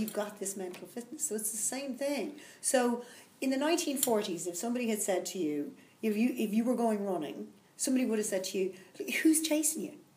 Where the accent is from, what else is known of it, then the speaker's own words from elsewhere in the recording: Dublin, Leinster, Ireland; I'm from Dublin